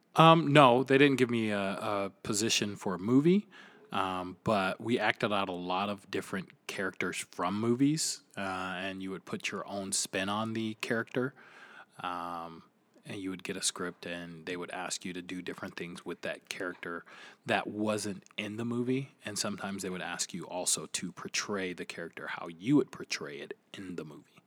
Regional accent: Flint, Michigan, United States; I am from Flint, Michigan.

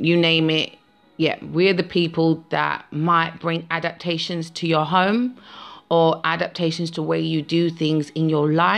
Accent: London, United Kingdom; I'm a Londoner

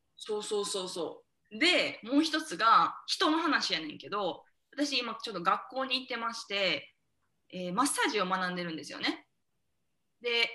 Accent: Osaka, Japan; 私と南が隣町出身なんよね大阪の

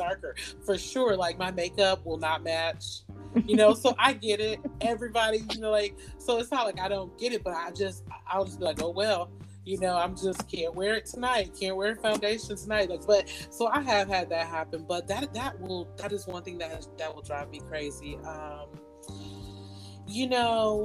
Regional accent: Florida, United States; growing up in Florida, you know, we go to the beach

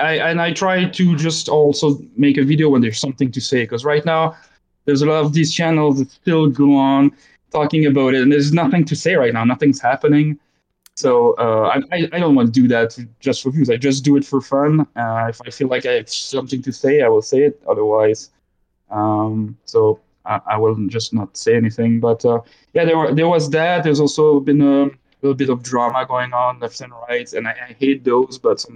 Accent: Belgium; born there; accent: Belgian French, Canadian French; English is a second language; so I was born in Belgium as well, so there's some and it's French, so there's some Belgian French, Canadian French in my accent

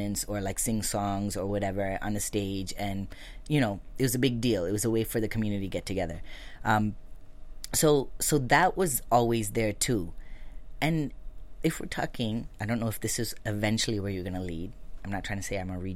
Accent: Lancaster, California, United States; so we were raised in Lancaster, California, which is not too far from here.

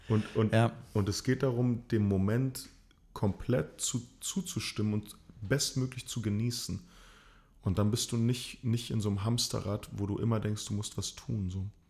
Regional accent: Chile; moved away; also born or lived in East Germany (GDR); Ich bin Sohn von äh, chilenischen Einwanderern, beides Theaterkünstler. Ich bin in der DDR geboren, in Chile aufgewachsen

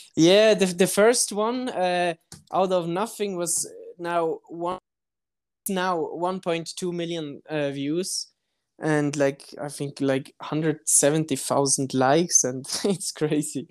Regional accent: Switzerland; I'm coming from Switzerland but at the moment uh, I'm staying in the in the Mexico City for a few months

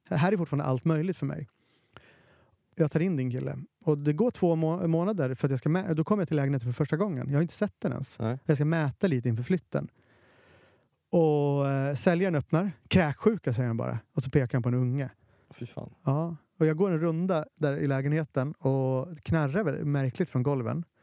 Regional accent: Finland; jag är finne

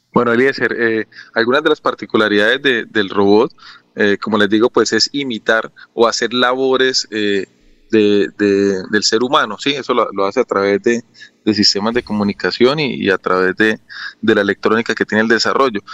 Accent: Colombia; estamos nosotros como, como colombianos

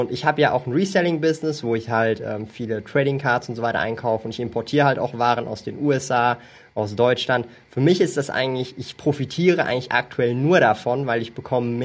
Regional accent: Switzerland; Ich bin ja Schweizer, ich wohne hier in der Schweiz, lebe in der Schweiz.

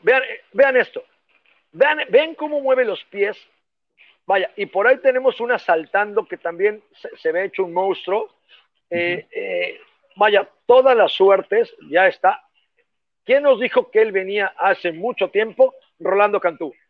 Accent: Mexico; como mexicanos

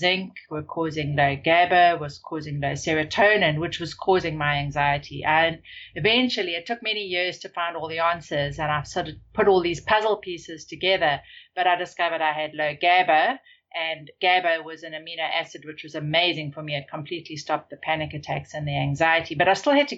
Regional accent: South Africa; moved away; I grew up in South Africa

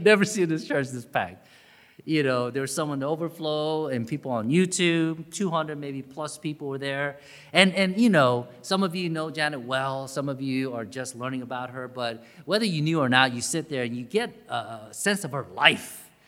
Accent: Augusta, Georgia, United States; growing up in Augusta, Georgia

